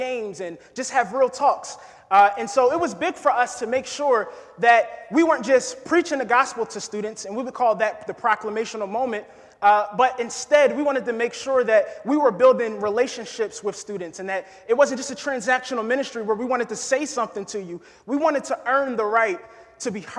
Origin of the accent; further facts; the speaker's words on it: New Jersey, United States; moved away as an adult; now in Kentucky, United States; I'm originally from New Jersey. Born and raised